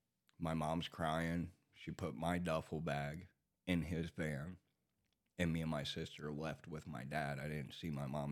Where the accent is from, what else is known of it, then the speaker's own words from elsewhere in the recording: Texas, United States; born there; I was born in Texas.